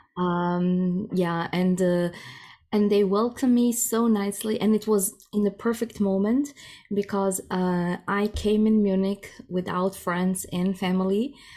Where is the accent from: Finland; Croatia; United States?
Croatia; first language Croatian; English is a second language; moved away as an adult; now in Germany; Croatian is my mother tongue